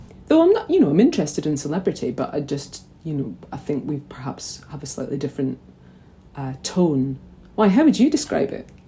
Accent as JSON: {"language": "English", "town": "St Andrews", "region": "Scotland", "country": "United Kingdom", "tie": "born or raised there", "also_born_or_lived": "Glasgow", "said": "I grew up in St Andrews from the age of three, but prior to that, I was in Kelvin Dale in Glasgow."}